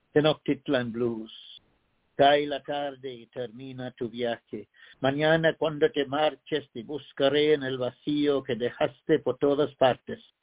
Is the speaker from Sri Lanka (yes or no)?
yes; Sri Lanka; moved away; I myself am a translated man, a, a poet who was born in another country called Ceylon that no longer exists. Now it's known as Sri Lanka